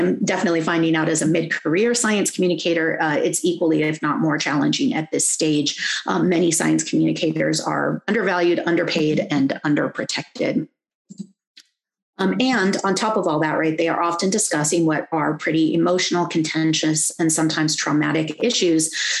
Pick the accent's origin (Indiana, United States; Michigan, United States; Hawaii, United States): Hawaii, United States; I'm Kanaka Aoi, and I do science because I am Hawaiian.